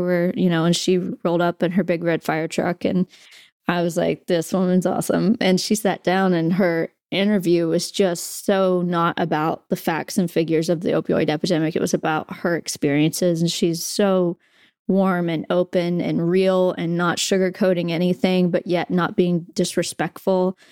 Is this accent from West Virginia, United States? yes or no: yes; Southern West Virginia, United States; growing up in West Virginia